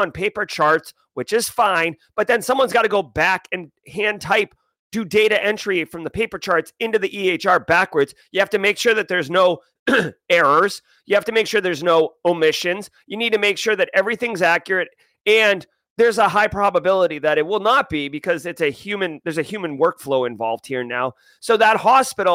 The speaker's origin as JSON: {"language": "English", "town": "Boston", "region": "Massachusetts", "country": "United States", "said": "I'm from the Boston area"}